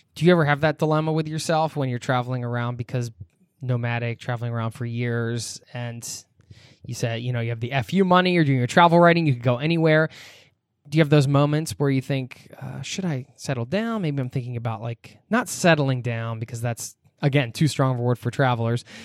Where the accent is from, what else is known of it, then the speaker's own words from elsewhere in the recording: United States; I'm American.